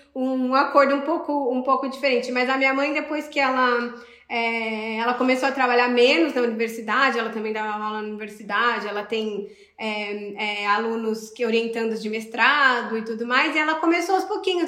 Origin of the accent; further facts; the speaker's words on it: Sorocaba, São Paulo, Brazil; moved away as an adult; now in Brussels, Belgium; Eu sou de Sorocaba, em São Paulo